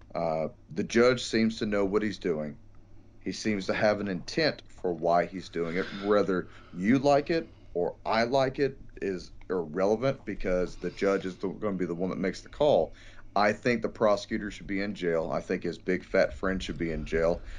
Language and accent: English; Texas, United States; here at my hometown